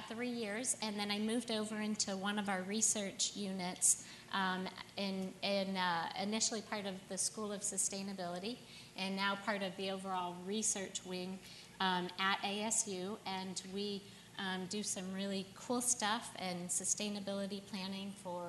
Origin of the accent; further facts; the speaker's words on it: St. Louis, Missouri, United States; moved away as an adult; now in Phoenix, United States; I grew up in St. Louis, Missouri, and born and raised there. So I was there until about 5.5 years ago when I moved here